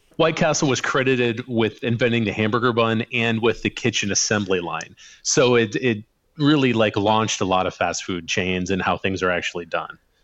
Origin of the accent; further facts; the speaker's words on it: Sherrard, Illinois, United States; moved away; I grew up on the Illinois side, kind of south of the Quad Cities out in the country in a little town called Sherrard.